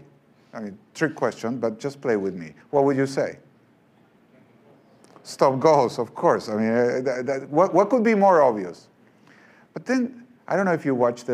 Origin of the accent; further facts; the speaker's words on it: Argentina; moved away; I'm from Argentina